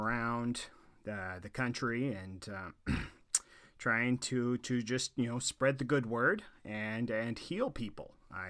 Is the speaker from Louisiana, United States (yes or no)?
no; Boring, Oregon, United States; I'm originally from Oregon, a little ways east of Portland, in a town called Boring, Oregon.